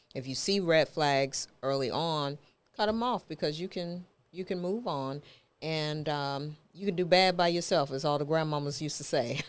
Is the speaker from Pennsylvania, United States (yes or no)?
no; New York, United States; moved away; also born or lived in Texas / Memphis; I grew up in New York.